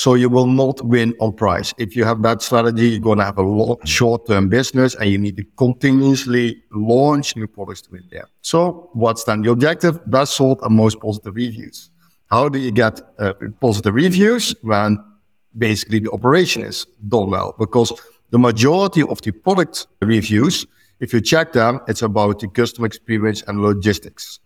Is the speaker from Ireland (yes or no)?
no; Netherlands; now in Lucca, Italy; I'm from the Netherlands